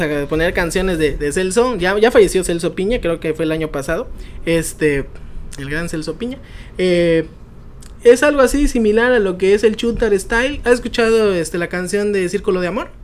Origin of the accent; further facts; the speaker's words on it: Chiapas, Mexico; los chapanecos, si somos fanáticos al pozol